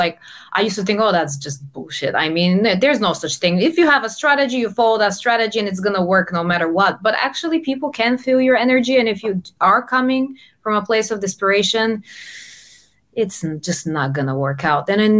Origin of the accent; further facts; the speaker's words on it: Bulgaria; English is a second language; now in London, United Kingdom; I come from Bulgaria, but I've lived all around. I'm based in London.